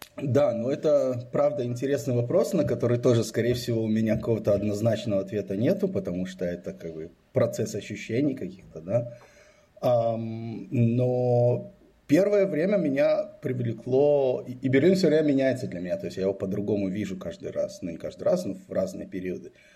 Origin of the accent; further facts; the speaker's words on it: Israel; also born or lived in Belarus; now in Berlin, Germany; Я родился в э, Советском Союзе, в Белоруссии. Когда мне было 10 лет, мы эмигрировали в Израиль. Ну, то есть родители с семьей, с братом мы эмигрировали в Израиль. То есть вырос я в Израиле